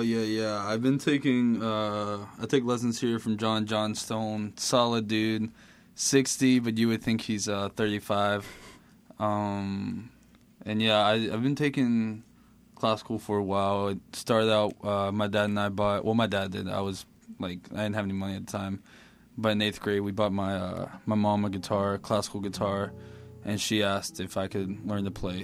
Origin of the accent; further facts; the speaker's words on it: Mississippi, United States; also born or lived in Caracas, Venezuela; I was born in Caracas, Venezuela, and then after about a year and a half, I moved to Mississippi with my dad and my mom. Um, just lived with my grandma for a while. Um, so yeah, raised in Mississippi